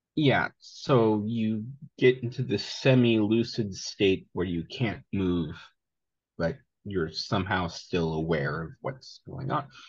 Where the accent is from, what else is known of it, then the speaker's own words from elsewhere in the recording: Seattle area, Vashon Island, Washington, United States; also born or lived in Greece; I grew up in the Seattle area, uh, Vashon Island specifically, homeschooled